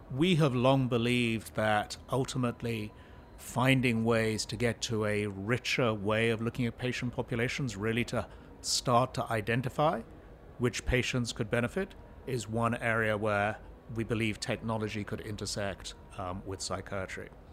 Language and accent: English; New Jersey, United States; As you can tell from my accent, I'm a native New Jerseyan, which is where I live